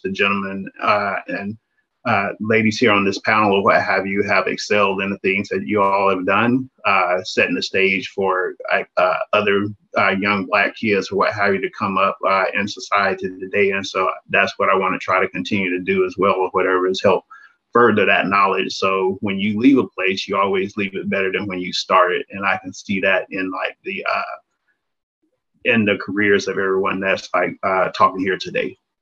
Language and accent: English; small town in southeast Alabama, United States; moved away as an adult; spent like 18 years growing up in Alabama